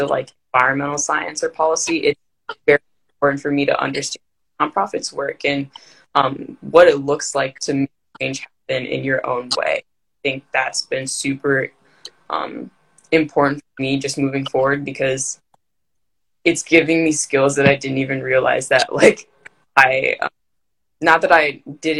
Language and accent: English; Maryland, United States; I'm from Maryland